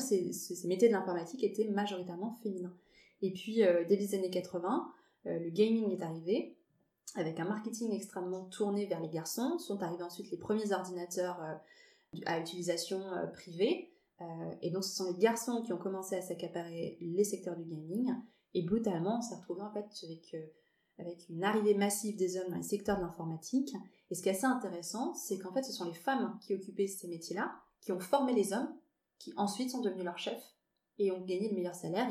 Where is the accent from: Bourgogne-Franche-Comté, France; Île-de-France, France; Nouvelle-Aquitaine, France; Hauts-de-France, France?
Nouvelle-Aquitaine, France; Bordeaux; now in Paris, France; je suis bordelaise d'origine, euh, expatriée, j'aime bien dire que je suis bordelaise expatriée à Paris